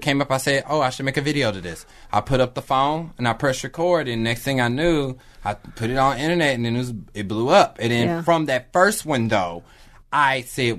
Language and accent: English; Kansas City, United States; also born or lived in Philadelphia; now in Los Angeles, United States; But I'm originally from Kansas City.